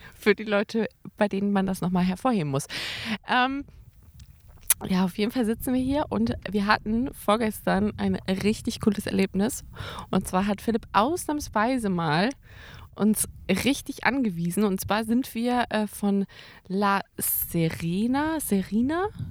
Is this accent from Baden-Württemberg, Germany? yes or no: yes; Karlsruhe, Baden-Württemberg, Germany; moved away; also born or lived in Münster; Ich bin nämlich ähm, in Karlsruhe aufgewachsen und geboren und äh, habe da dann irgendwann, und dann sind meine Eltern umgezogen nach Münster und äh, ich musste ja mit.